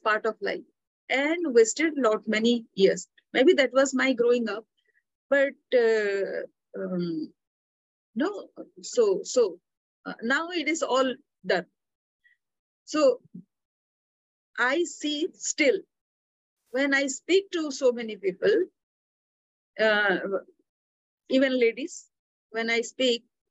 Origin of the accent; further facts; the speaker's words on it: Odisha, India; I'm from Orissa